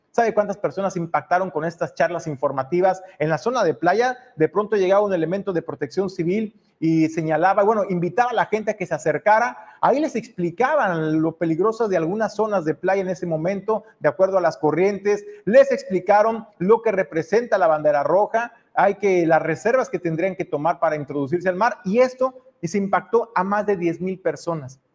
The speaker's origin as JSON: {"language": "Spanish", "country": "Mexico", "said": "como mexicanos"}